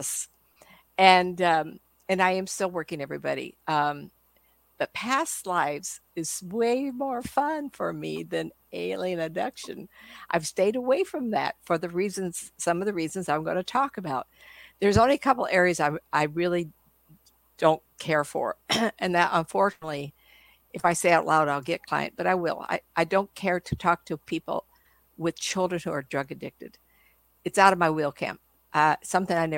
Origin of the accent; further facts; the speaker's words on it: California, United States; I'm from California